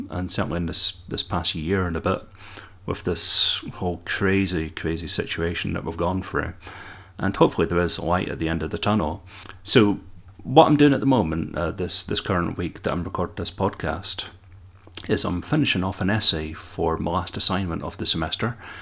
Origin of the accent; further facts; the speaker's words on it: Dundee, Scotland, United Kingdom; you can probably detect my accent, and that I'm from Scotland. Indeed, from sunny Dundee